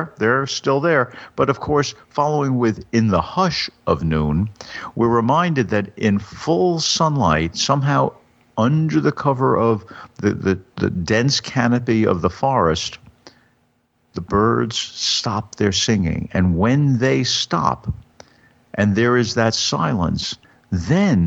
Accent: United States; I'm an American.

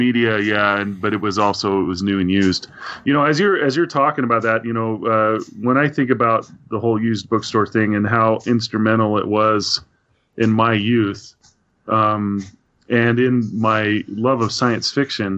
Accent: Idaho Falls, Idaho, United States; moved away as an adult; also born or lived in Tucson, Arizona; I grew up in Idaho Falls, Idaho, which has got to be that small town.

